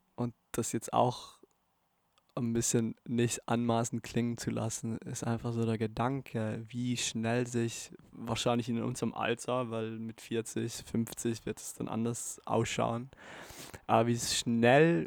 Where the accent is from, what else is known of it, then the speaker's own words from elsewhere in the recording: Bolzano, Trentino-Alto Adige, Italy; in Bozen, in meiner Heimatstadt